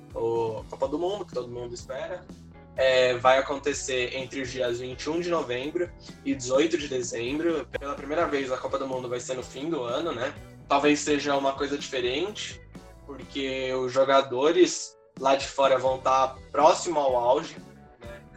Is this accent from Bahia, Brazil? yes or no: no; São Paulo, Brazil; a gente é de São Paulo